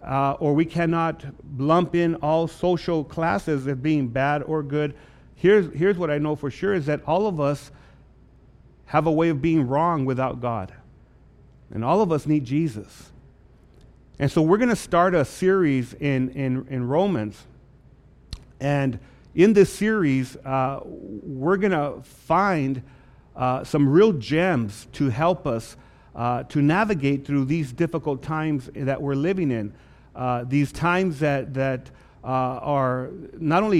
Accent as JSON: {"language": "English", "town": "Lordsburg", "region": "New Mexico", "country": "United States", "tie": "born or raised there", "said": "growing up in Lordsburg, New Mexico, born and raised there"}